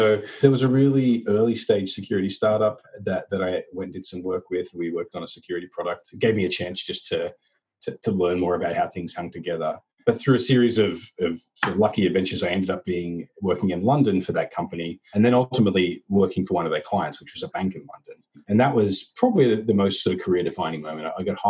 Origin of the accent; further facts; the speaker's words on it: Australia; accent: Australian; now in United States; You'll hear that I've managed to lose all of my Australian accent, and I guess I've lost the ability to remember how to say my job title as well.